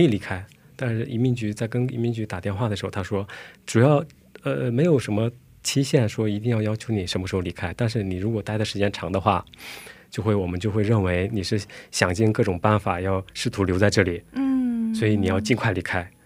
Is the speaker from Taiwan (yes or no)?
no; China; moved away as an adult; now in South Korea; 我说中国朝鲜族